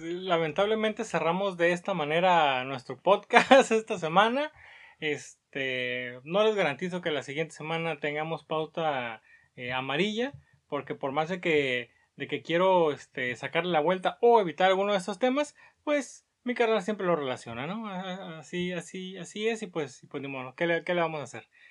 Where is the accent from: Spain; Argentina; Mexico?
Mexico; Cómo somos los mexicanos